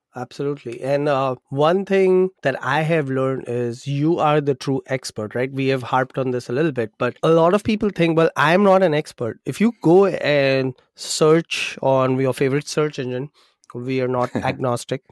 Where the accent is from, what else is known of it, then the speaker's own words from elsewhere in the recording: Mumbai, Maharashtra, India; moved away; I'm from India, grew up in Mumbai